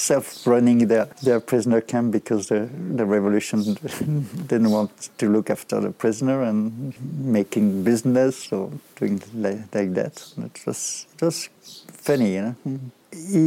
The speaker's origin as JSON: {"language": "English", "town": "Villeurbanne", "region": "Auvergne-Rhône-Alpes", "country": "France", "also_born_or_lived": "Rennes, France / Berlin, Germany", "second_language": "English", "moved": "yes", "said": "I came from Villeurbanne, you know. It's the suburb of Lyon where I used to live with, in fact, a lot of immigrants"}